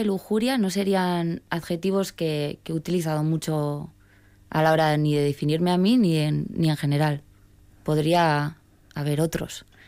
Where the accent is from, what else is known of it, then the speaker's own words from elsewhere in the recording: Basque Country, Spain; yo me siento vasca, yo sí me definiría así.